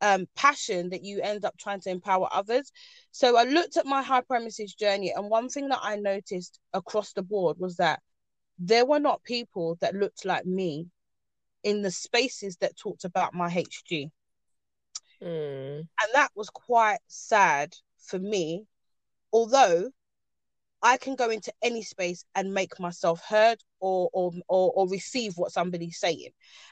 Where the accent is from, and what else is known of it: Ghana